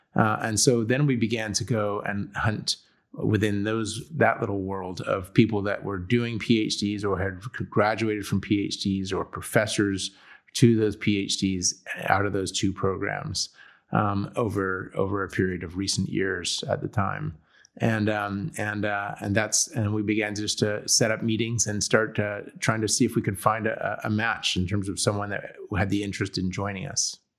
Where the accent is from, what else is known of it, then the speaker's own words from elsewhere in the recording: San Diego, California, United States; also born or lived in Chicago / England; I am from, I grew up in San Diego, California, Southern California